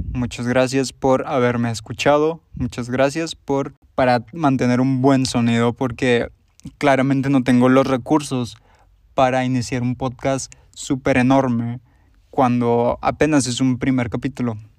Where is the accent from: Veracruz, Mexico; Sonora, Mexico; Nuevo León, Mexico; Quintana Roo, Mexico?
Nuevo León, Mexico; Monterrey; soy de Monterrey, Nuevo León, como ya lo podrán haber escuchado en mi voz